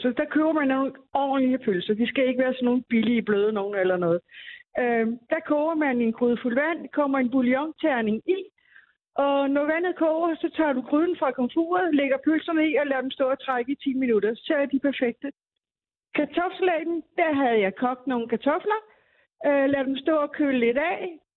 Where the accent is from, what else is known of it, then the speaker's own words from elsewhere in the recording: Bornholm, Capital Region of Denmark, Denmark; now in Zealand, Denmark; Nu bruger jeg Bornholmer sennep, fordi jeg er Bornholmer. Jeg bor godt nok på Sjælland, men jeg er Bornholmer.